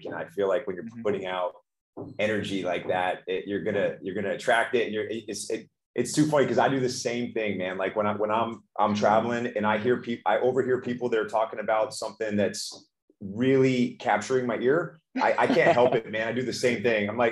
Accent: Houston, Texas, United States; I'm originally from Houston, Texas. I grew up playing baseball. Baseball and football are king in that state

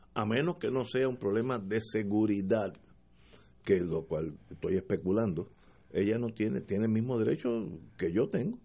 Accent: Puerto Rico; todos somos puertorriqueños

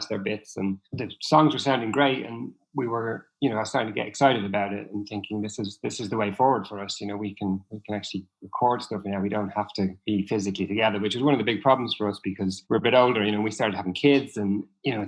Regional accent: Dublin, Leinster, Ireland; moved away; I'm originally from Dublin

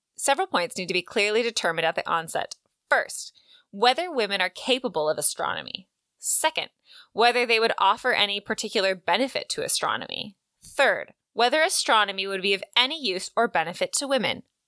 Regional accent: West Coast, United States; I grew up on the West Coast

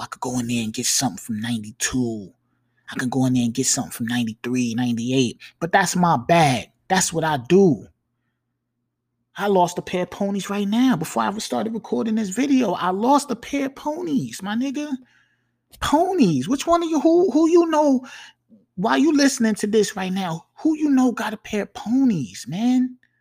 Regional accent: New York, United States; accent: New York; You can hear that I'm from New York when I talk

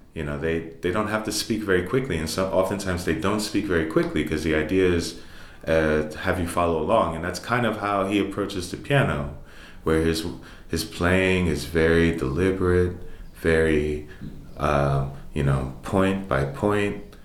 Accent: New York City, New York, United States; also born or lived in Bronx; growing up in Harlem and partially in the Bronx as well

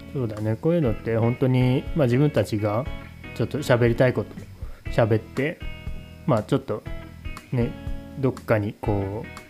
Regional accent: Nagoya, Aichi, Japan; moved away as an adult; also born or lived in Omori, Oda, Shimane; now in Oda, Japan; 地元は名古屋なんですけどこの大森町に移住してきて今年で12年

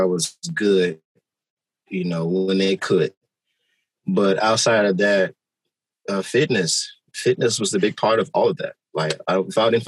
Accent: Maywood, Illinois, United States; also born or lived in Chicago; I grew up in Chicago, but I was raised in Maywood

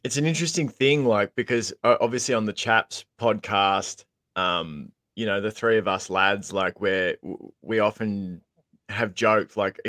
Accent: Geelong, Victoria, Australia; I remember growing up in Geelong

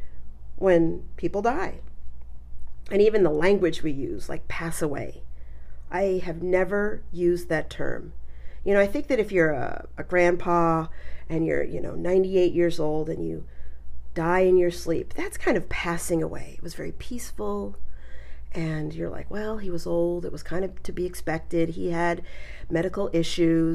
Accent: Colorado, United States; also born or lived in New York; I was born in New York and I lived there till I was 9. But I mostly grew up in Colorado

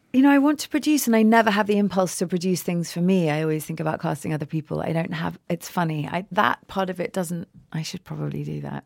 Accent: England, United Kingdom; also born or lived in America; now in United States; I'm clearly English.

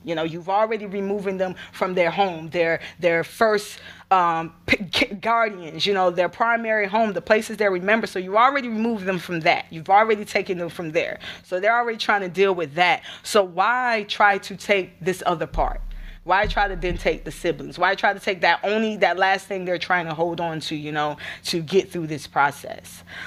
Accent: Gainesville, Florida, United States; also born or lived in Alachua, Florida; I'm originally from Gainesville, uh, Alachua, Florida. I like to say both, 'cause I do, I do claim both of them as my home

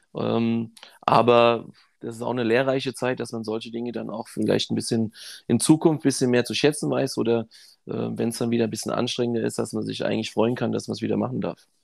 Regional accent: Frankfurt, Hesse, Germany; ich bin auch hier in Frankfurt aufgewachsen

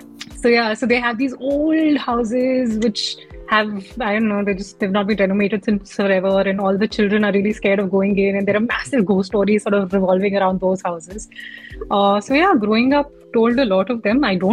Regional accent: Chandigarh, India; So what happened was, so how I grew up largely in Chandigarh, this is when I was in high school.

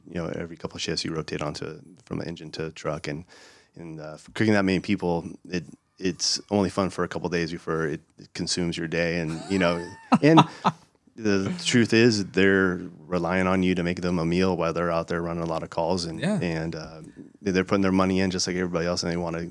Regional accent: East County, San Diego, California, United States; I'm from East County, where they lost a lot of homes in fires.

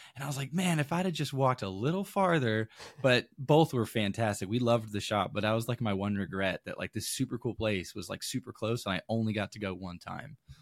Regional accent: Caribou, Maine, United States; now in St. Louis, United States; I grew up in Maine

